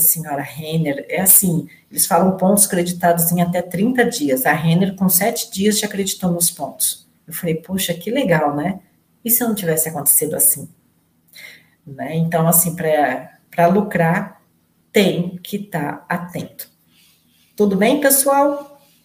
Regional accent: Rio de Janeiro, Brazil; Sou do estado do Rio também.

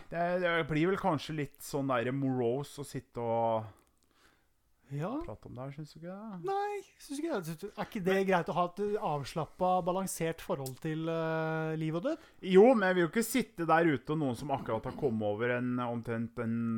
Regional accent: Sweden; Ja, svensk.

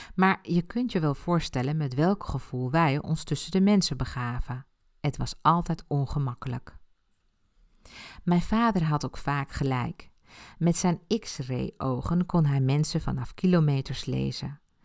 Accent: Ibiza, Balearic Islands, Spain; first language Spanish; Dutch is a second language; moved away; Ik ben op Ibiza geboren en heb mijn jeugd daar doorgebracht

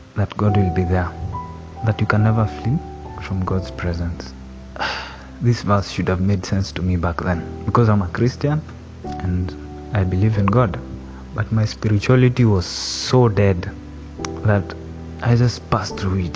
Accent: Nakuru County, Kenya; also born or lived in Membli, near Ruiru; now in Ruiru, Kenya; I was born and raised in Nakuru County. That's where I grew up

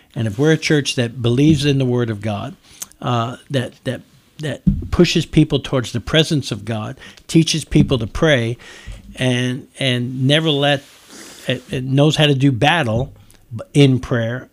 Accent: New York, United States; now in Nicholasville, United States; I'm from New York, I call it soda. We don't call it pop in New, in, in, in New York

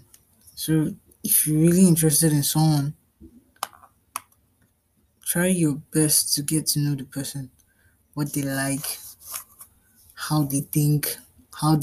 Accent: Nigeria; I'm a Nigerian

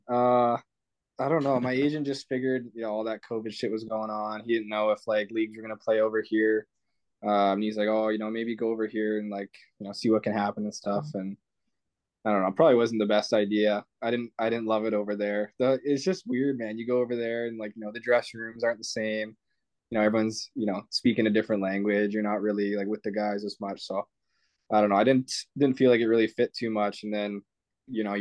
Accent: United States; I'm American.

